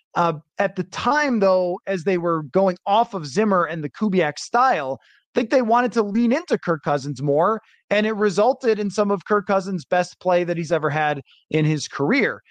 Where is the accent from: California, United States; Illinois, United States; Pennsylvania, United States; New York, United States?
New York, United States; Buffalo; moved away; I grew up in Buffalo